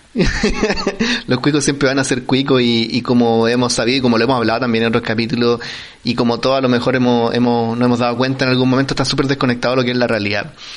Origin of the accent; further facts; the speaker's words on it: Chile; nosotros es como, el, chileno